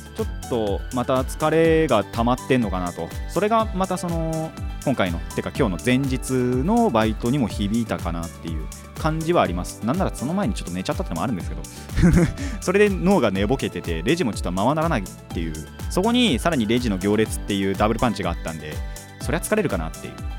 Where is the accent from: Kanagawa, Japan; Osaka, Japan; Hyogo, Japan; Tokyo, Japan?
Kanagawa, Japan; Hadano; 地元の探索をですね してきました